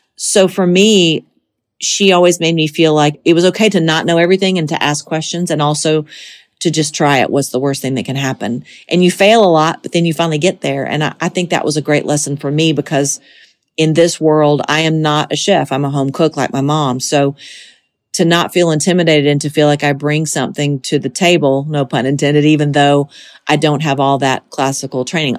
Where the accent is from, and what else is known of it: Monticello, Georgia, United States; born or raised there; moved away as an adult; now in Tennessee, United States